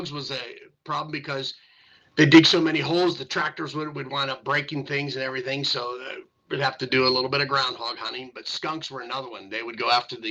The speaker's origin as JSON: {"language": "English", "town": "Greensburg", "region": "Pennsylvania", "country": "United States", "tie": "born or raised there", "said": "I grew up in the Ludwig section of town at the number 6 fire hall"}